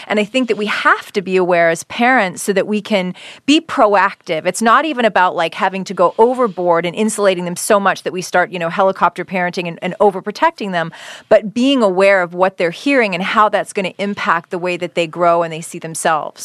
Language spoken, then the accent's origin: English; Canada; now in United States; being born and raised in Canada